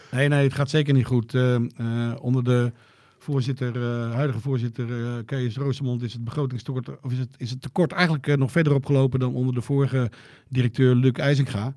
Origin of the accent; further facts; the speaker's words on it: Joure, Friesland, Netherlands; dat ik uit Jouweren kom